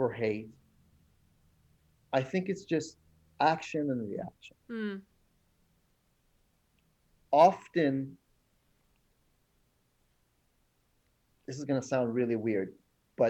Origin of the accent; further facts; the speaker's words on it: Iran; moved away; some of the issues I dealt with growing up in Iran with the war and stuff